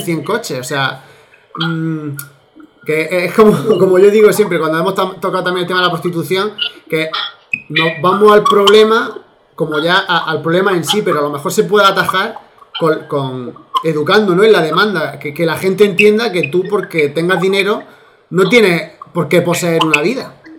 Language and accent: Spanish; Olula del Río, Andalusia, Spain; nosotros somos de Olula del Río